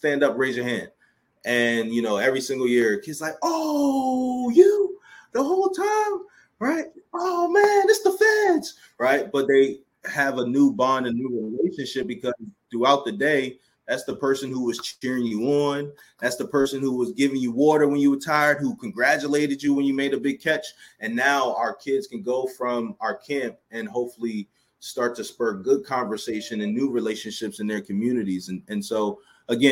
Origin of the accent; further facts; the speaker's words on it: Baltimore, Maryland, United States; We're in Baltimore, Maryland, which is my hometown